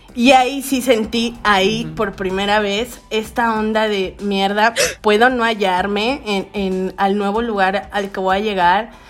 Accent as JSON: {"language": "Spanish", "region": "Veracruz", "country": "Mexico", "tie": "born or raised there", "also_born_or_lived": "Mexico City / Xalapa, Veracruz", "said": "yo nací en entonces Distrito Federal"}